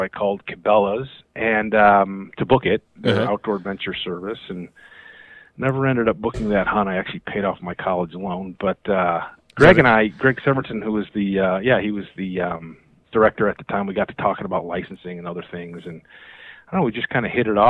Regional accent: Orchard Park, New York, United States; now in Sidney, Nebraska, United States; I grew up in a suburb of Buffalo, New York, Orchard Park, New York, and I kind of got my background. I was always a fisherman. Kind of the neighborhood that my parents moved us into was kind of carved out of the woods

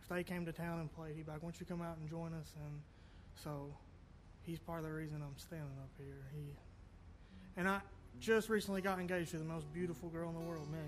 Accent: Prestonsburg, Kentucky, United States; also born or lived in Richmond, Kentucky; That's what Jordan has donned me. I'm from Prestonsburg. I grew up in a musical family.

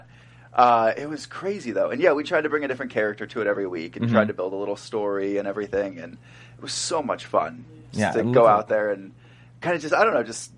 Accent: Cincinnati, Ohio, United States; I grew up in Ohio, and there's a lot of cornfields

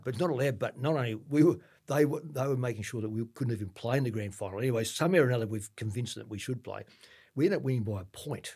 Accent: Ballarat, Victoria, Australia; I'm from Ballarat

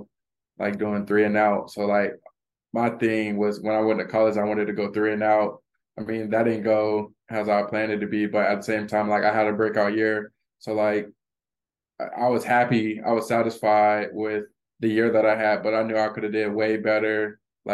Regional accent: Florida, United States; moved away as an adult; now in Illinois, United States; I'm from Florida

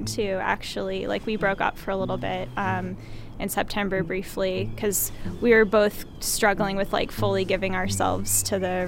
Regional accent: Indiana, United States; I grew up in Indiana, so there's a lot of Christianity around me.

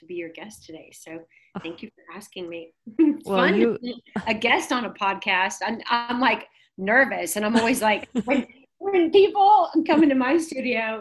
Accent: Dallas, Texas, United States; I grew up here in Dallas. I live in Dallas, and I moved here when I was six.

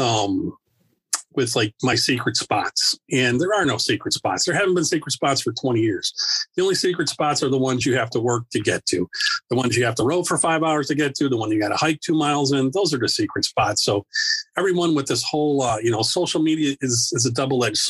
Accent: Chicago, Illinois, United States; moved away as an adult; now in Wisconsin, United States; I grew up in Chicago, outside of Chicago

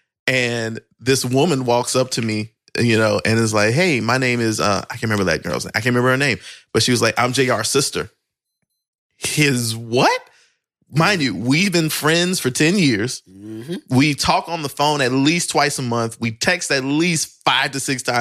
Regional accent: Plaquemine, Louisiana, United States; I grew up in Plaquemine, Louisiana

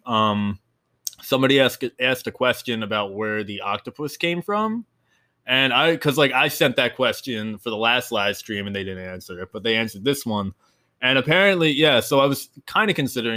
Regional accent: New Jersey, United States; moved away as an adult; now in Florida, United States

